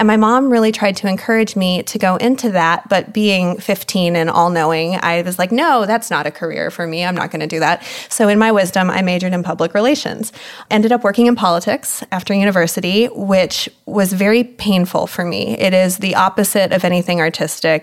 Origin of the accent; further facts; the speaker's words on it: Germany; I grew up in Germany. My father was in the military.